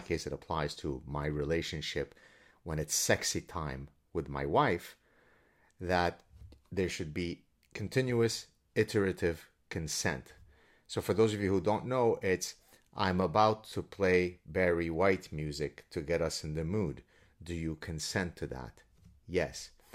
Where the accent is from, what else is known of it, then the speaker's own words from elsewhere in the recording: Lebanon; I'm Lebanese Jew from the Middle East.